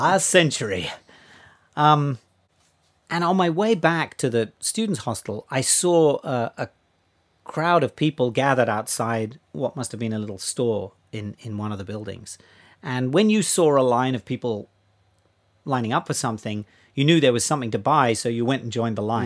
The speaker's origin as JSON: {"language": "English", "country": "Australia", "tie": "born or raised there", "moved": "yes", "said": "I grew up in Australia"}